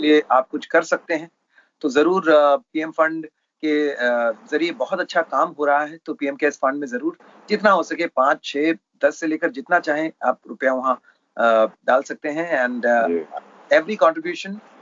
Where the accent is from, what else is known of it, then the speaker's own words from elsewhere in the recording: Mumbai, Maharashtra, India; मैं बैंड्रा में जहाँ पला बड़ा